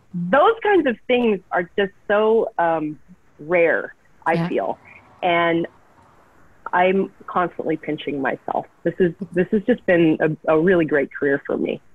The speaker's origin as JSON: {"language": "English", "town": "Calgary", "region": "Alberta", "country": "Canada", "tie": "born or raised there", "also_born_or_lived": "Vancouver, Canada", "moved": "yes", "lives_now": "Los Angeles, United States", "said": "I was born in Calgary, Alberta, Canada"}